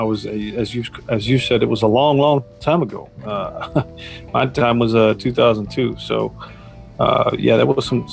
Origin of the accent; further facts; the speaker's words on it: United States; as Americans